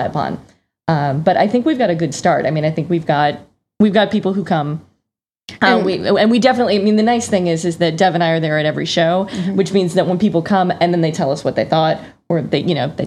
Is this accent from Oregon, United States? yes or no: no; Florida, United States; moved away as an adult; also born or lived in Scotland; now in New York, United States; I'm actually originally from Florida.